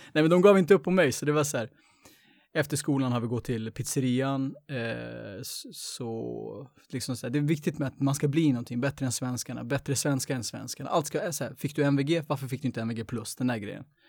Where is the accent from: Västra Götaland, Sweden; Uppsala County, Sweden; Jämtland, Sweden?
Uppsala County, Sweden; Uppsala; jag är uppväxt på landet egentligen. Jag är född i, i Gottsunda